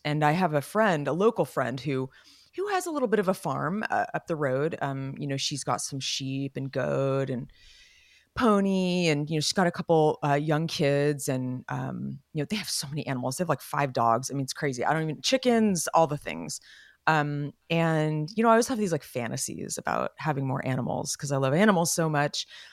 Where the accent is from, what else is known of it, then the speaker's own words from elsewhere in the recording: Los Gatos, California, United States; we were growing up in Los Gatos